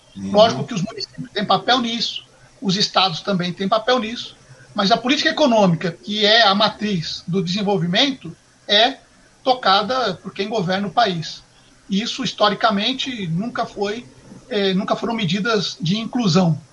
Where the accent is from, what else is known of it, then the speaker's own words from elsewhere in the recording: Suzano, São Paulo, Brazil; also born or lived in Marília; nós viemos para cá, inicialmente para a cidade de São Paulo, depois para a cidade de Suzano